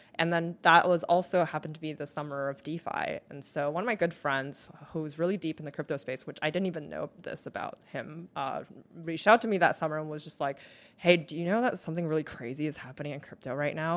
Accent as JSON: {"language": "English", "country": "Taiwan", "tie": "born or raised there", "also_born_or_lived": "Vancouver, Canada", "moved": "as an adult", "lives_now": "United States", "said": "I moved back to Taiwan, where I stayed until I was about eighteen."}